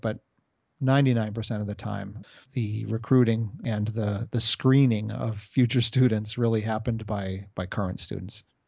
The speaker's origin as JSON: {"language": "English", "country": "United States", "tie": "born or raised there", "said": "I was brought up here in America."}